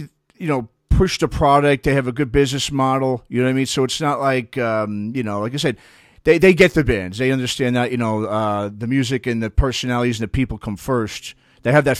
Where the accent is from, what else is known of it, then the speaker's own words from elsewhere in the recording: New York, United States; also born or lived in Los Angeles; now in Bay Area, United States; I grew up in New York, so I grew up in a New York hardcore scene